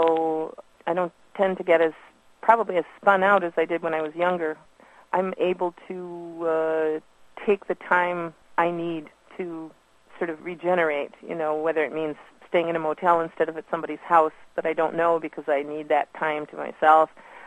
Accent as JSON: {"language": "English", "town": "Detroit", "region": "Michigan", "country": "United States", "tie": "born or raised there", "also_born_or_lived": "Chicago / Green Bay / Seattle / Milwaukee", "moved": "as an adult", "said": "born in Detroit and grew up near there, so Michigan native."}